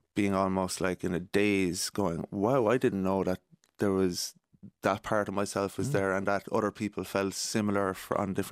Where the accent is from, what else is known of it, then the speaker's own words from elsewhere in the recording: Cork, Munster, Ireland; moved away as an adult; now in Dublin, Ireland; I'm from Cork and I moved to Dublin 10 years ago